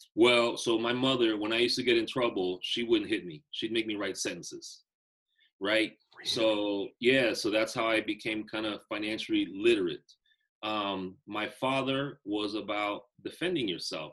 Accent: Bay Area, California, United States; also born or lived in Nicaragua; I grew up in the Bay Area

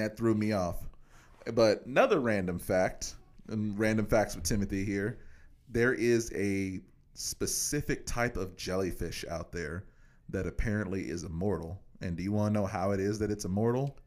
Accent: Kansas, United States; I'm from Kansas

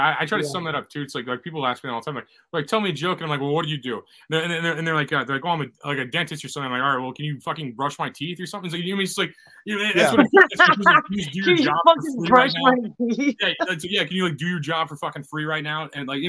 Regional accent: Missouri, United States; Oh no, I hate LA. I don't like California. {S11} Oh. {S9} I can't do it. I'm from Missouri.

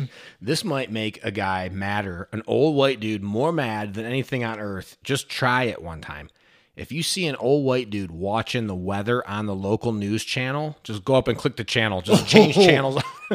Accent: Detroit, Michigan, United States; we're from Detroit

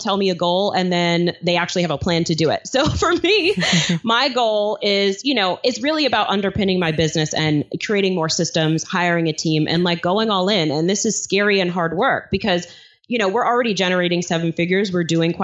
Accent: New York City, New York, United States; my apartment that I grew up in Flushing, Queens, New York

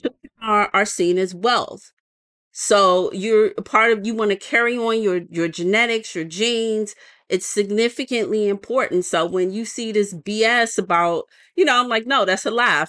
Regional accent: United States; us being American

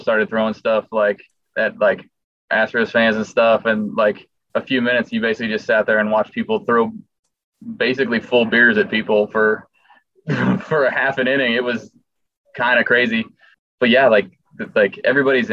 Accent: Southern California, United States; growing up in Southern California

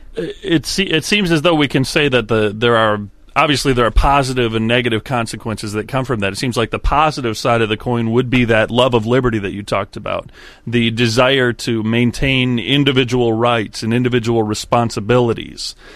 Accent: United States; being born and raised in America

